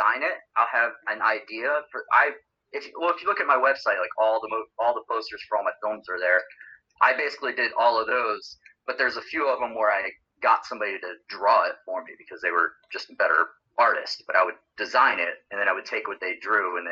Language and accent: English; Florida, United States; I'm from Florida originally